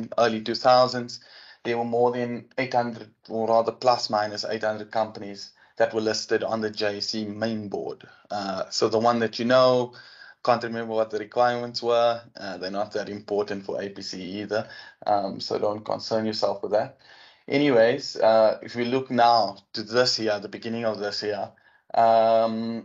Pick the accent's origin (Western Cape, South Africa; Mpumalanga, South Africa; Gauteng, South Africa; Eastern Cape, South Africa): Eastern Cape, South Africa; Port Elizabeth; also born or lived in Johannesburg; I'm from Tabega, Port Elizabeth, as it was known.